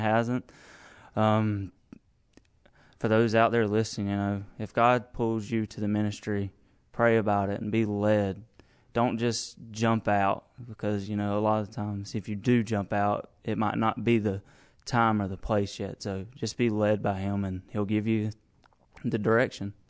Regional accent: Cairo, Georgia, United States; moved away as an adult; I'm originally from Cairo, Georgia

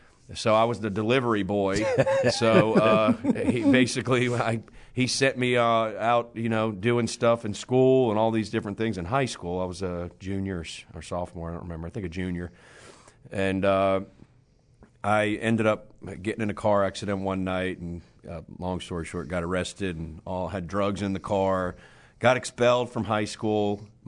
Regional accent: Monmouth County, New Jersey, United States; moved away; Yeah, I grew up in New Jersey. My mom and dad were actually born in Brooklyn, New York. They moved to New Jersey

